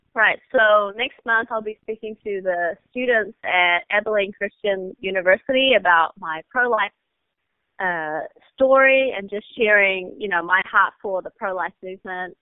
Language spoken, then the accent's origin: English; New Zealand; moved away as an adult; also born or lived in China; now in United States; And then our family immigrated to New Zealand, and I grew up there until I was 18